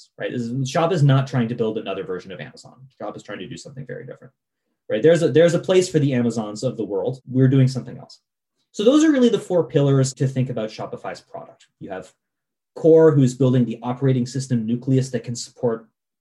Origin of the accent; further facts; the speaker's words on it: Vermont, United States; I grew up in Vermont